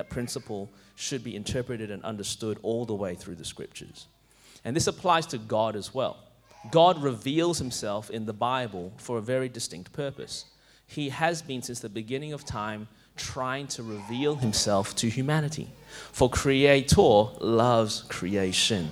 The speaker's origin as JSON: {"language": "English", "town": "Clayton", "region": "Victoria", "country": "Australia", "tie": "born or raised there", "said": "I grew up in Clayton"}